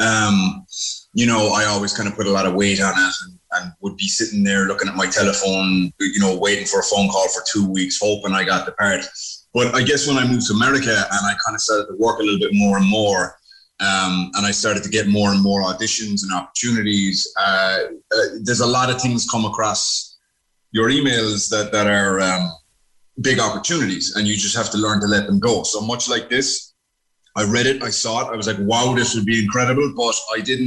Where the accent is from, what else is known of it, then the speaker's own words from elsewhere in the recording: Cork, Munster, Ireland; also born or lived in New York, United States; I was actually born in New York, and. My folks had moved to New York to make a bit of dollar when that was the time to do it. And I popped out, and 9 years later, we came back to Cork. So we were living in Ballinlock.